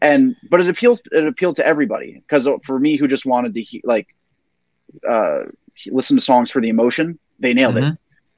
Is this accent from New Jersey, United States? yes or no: yes; Glen Rock, New Jersey, United States; my friends growing up in Glen Rock